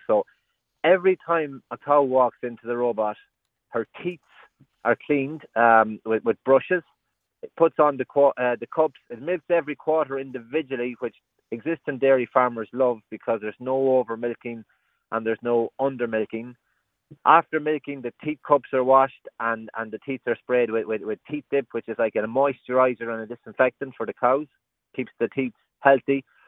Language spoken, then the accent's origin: English; Roscommon, Connacht, Ireland; I'm from Roscommon